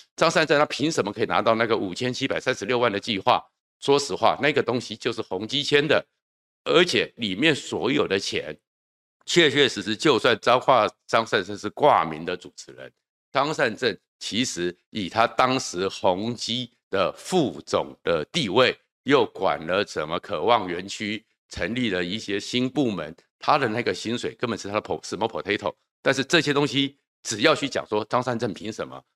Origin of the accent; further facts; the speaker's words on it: Taiwan; 对我们从眷村长大的人来讲